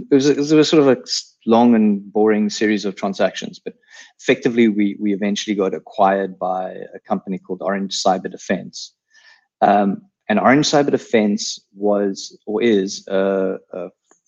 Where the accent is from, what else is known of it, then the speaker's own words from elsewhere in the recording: South Africa; accent: South African; all with South African accents. We spoke Afrikaans, all of us.